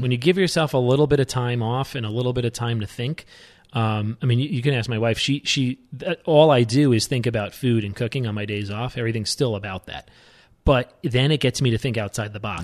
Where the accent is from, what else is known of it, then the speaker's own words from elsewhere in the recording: New York, United States; moved away as an adult; also born or lived in Aspen, Colorado; I'm born and raised in New York